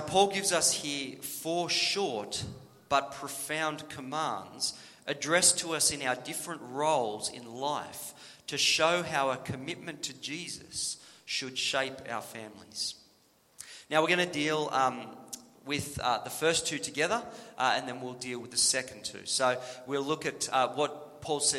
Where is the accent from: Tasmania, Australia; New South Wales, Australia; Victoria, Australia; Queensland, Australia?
New South Wales, Australia; When I was growing up in New South Wales